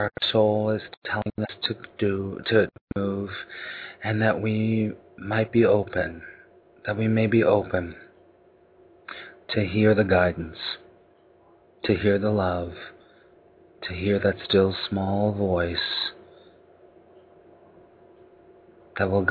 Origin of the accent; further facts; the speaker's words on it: Los Angeles, California, United States; now in New York City, United States; I'm originally from Los Angeles